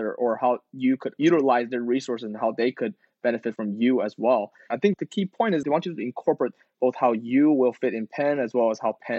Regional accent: China; moved away; also born or lived in United States; I'm actually been back to China

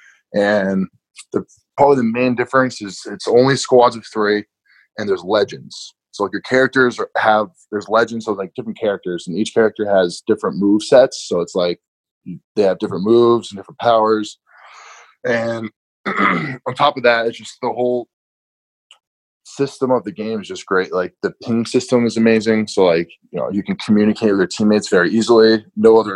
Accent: New England, United States; growing up in New England

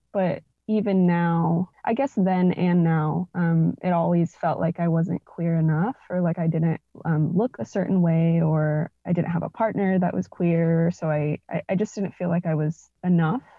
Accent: Norman, Oklahoma, United States; also born or lived in Edmond, Oklahoma; So, I grew up in Oklahoma. I was born and raised here, and both my parents immigrated from Mexico

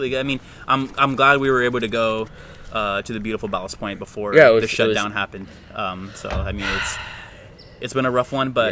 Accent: Corona, California, United States; I'm from Corona

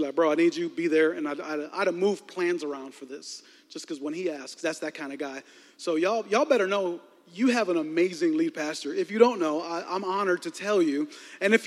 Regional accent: Chicago, Illinois, United States; moved away as an adult; also born or lived in Texas; I was born and raised in Chicago, 34 years here

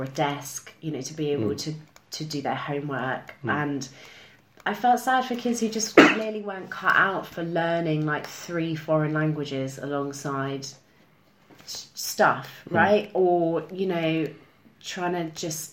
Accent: Cambridge, East of England, United Kingdom; moved away as an adult; now in London, United Kingdom; I'm from Cambridge. Mm. Yeah, just south of Cambridge. Nice little village.

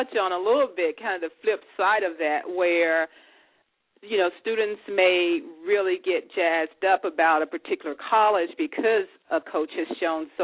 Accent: Memphis, Tennessee, United States; now in Dayton, United States; Memphis, my hometown

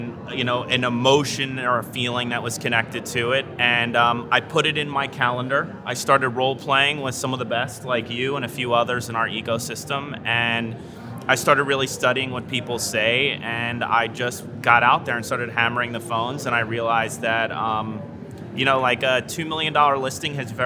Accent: Main Line, Pennsylvania, United States; now in Beverly Hills, United States; I'm from the main line, and I kept my Blue Blazer roots.

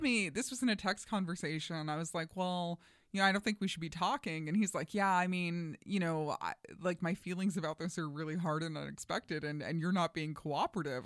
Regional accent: New York, United States; moved away; I'm originally from New York

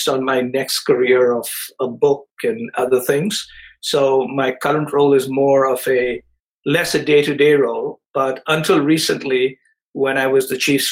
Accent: India; moved away as an adult; also born or lived in Chicago, United States; I grew up in India

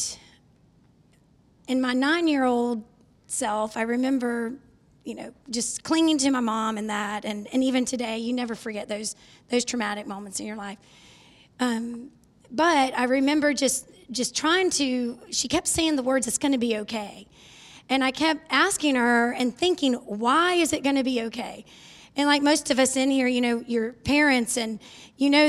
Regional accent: North Charleston, South Carolina, United States; I was born in North Charleston. So not far from here.

